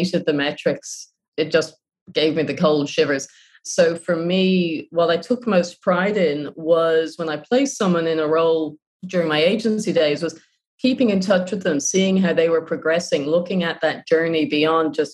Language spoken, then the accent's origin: English; Ireland; moved away; also born or lived in Japan